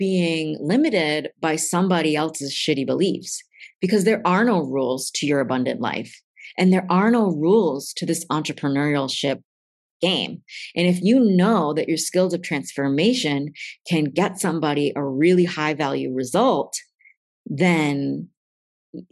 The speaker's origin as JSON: {"language": "English", "region": "East Coast", "country": "United States", "accent": "East Coast", "said": "my accent's coming out because I'm getting East Coast fierce about this"}